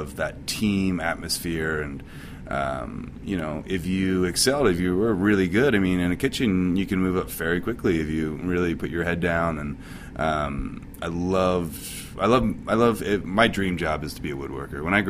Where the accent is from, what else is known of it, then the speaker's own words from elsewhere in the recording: New Jersey, United States; moved away as an adult; now in San Francisco, United States; I'm from South Jersey